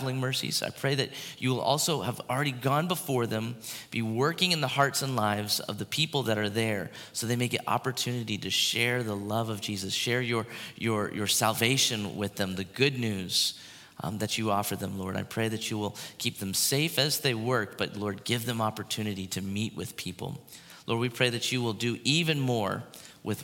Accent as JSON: {"language": "English", "town": "Port Orange", "region": "Florida", "country": "United States", "tie": "born or raised there", "said": "There's a pier where I grew up in Port Orange, Florida, the Sunglow Pier"}